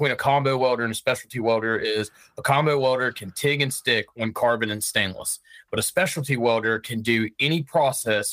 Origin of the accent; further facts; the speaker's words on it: Richmond, Virginia, United States; I'm from Richmond, Virginia